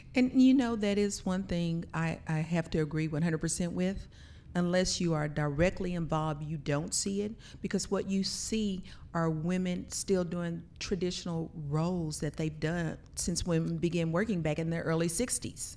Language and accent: English; Blanchard, Oklahoma, United States; our family, we're traditionally from Blanchard, Oklahoma, small town